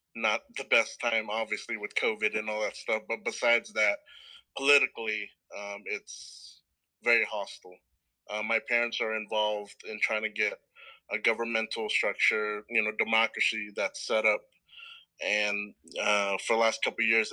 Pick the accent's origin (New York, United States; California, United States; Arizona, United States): California, United States; Stockton; also born or lived in New Orleans, Louisiana / Portland, Oregon; We moved to Stockton, California when I was 5, and pretty much been here ever since.